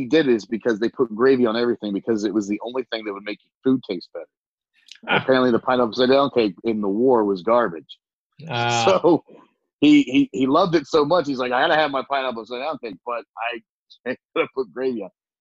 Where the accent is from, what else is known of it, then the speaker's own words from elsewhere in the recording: Southern Ohio, United States; now in Columbus, United States; I grew up poor in Southern Ohio, coal burning stove.